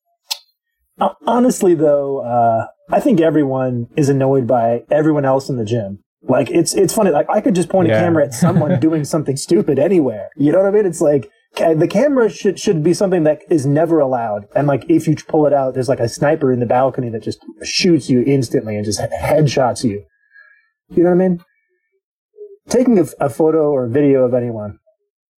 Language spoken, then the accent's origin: English; United States; moved away as an adult; now in Alberta, Canada; I'm still American